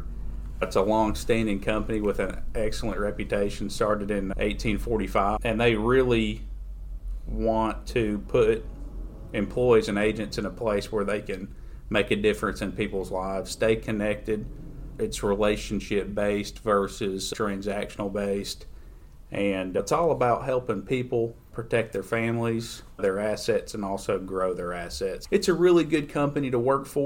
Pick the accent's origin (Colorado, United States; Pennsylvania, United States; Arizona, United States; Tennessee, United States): Tennessee, United States; Niota; also born or lived in Athens, Tennessee; I grew up here in McMinn County. Family has lived in Niota. Grew up there in Niota.